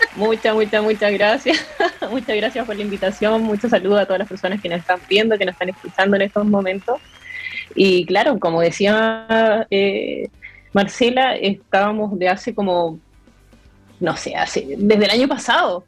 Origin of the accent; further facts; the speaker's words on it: Iquique, Tarapacá, Chile; soy nacida y criada acá en Iquique